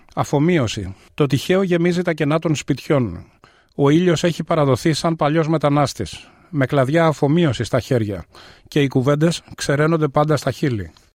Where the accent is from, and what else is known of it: Athens, Attica, Greece; born or raised there; moved away as an adult; now in Melbourne, Australia